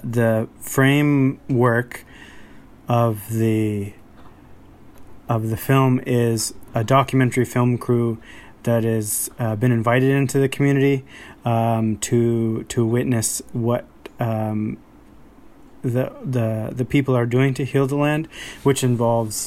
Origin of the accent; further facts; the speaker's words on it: Kespukwitk district, Nova Scotia, Canada; I'm from the Gesbukwit district of Mi'kmaq territory in Nova Scotia